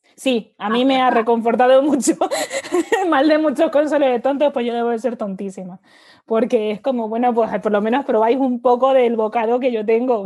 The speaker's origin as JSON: {"language": "Spanish", "town": "Seville", "region": "Andalusia", "country": "Spain", "also_born_or_lived": "Dubai", "moved": "as an adult", "said": "yo viniendo de Sevilla y siendo andaluza"}